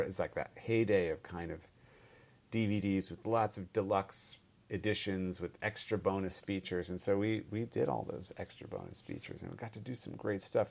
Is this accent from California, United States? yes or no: yes; Bay Area, California, United States; moved away as an adult; also born or lived in Stanford / Los Altos / Cupertino / San Jose; I'm born and raised in the Bay Area